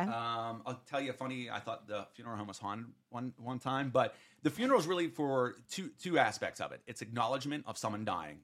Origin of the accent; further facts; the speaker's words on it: Western Pennsylvania, United States; I'm from Western P